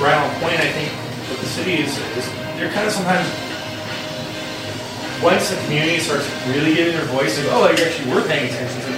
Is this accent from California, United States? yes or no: yes; Clovis, California, United States; I grew up around Clovis